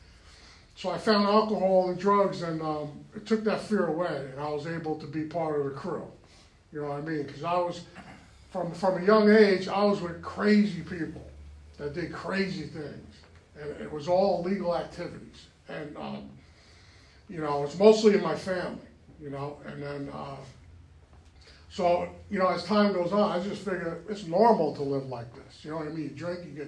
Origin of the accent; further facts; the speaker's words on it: New York, United States; moved away; I was born and raised in New York